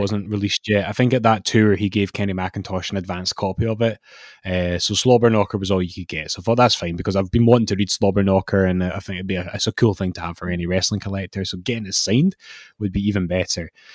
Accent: Scotland, United Kingdom; being a Scottish wrestling fan in our lifetime

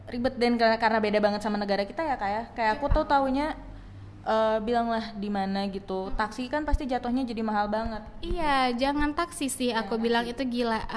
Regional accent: Toba, North Sumatra, Indonesia; karena malu aja taunya sumut cuman ya kampungku Toba gitu udah gitu

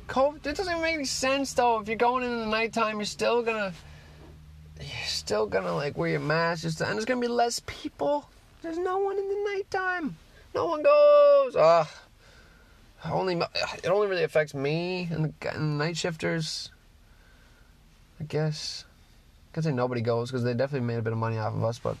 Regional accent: Newfoundland and Labrador, Canada; I'm a Newfoundlander

